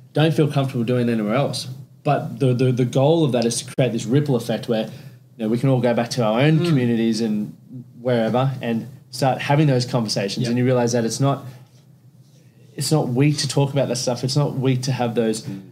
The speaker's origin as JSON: {"language": "English", "town": "Toowoomba", "region": "Queensland", "country": "Australia", "tie": "born or raised there", "said": "I grew up in Toowoomba"}